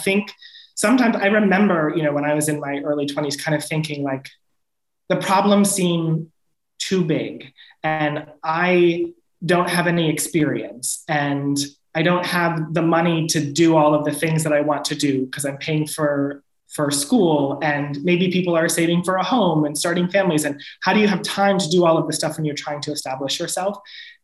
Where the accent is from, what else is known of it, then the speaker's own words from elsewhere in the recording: New York's 21st congressional district, United States; Elise Stefanik, who represents my hometown